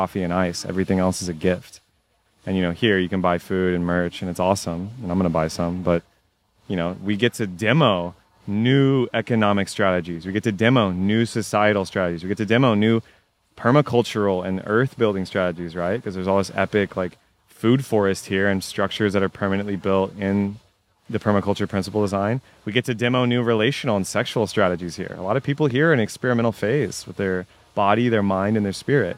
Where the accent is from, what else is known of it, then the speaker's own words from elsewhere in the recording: Texas, United States; I was raised Catholic in Texas